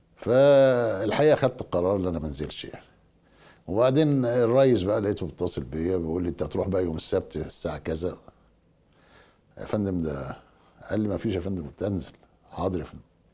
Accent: Egypt

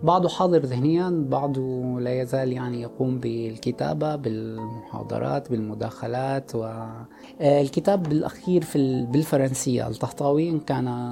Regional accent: Sweida, As-Suwayda Governorate, Syria; moved away as an adult; also born or lived in Jaramana; now in France; عشت طفولتي كلها في في الريف في في في اقصى الجنوب السوري

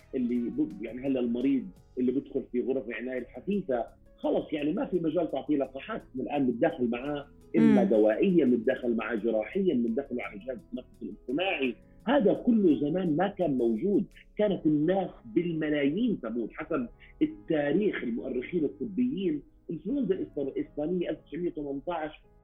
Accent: Jordan; عندنا في الاردن

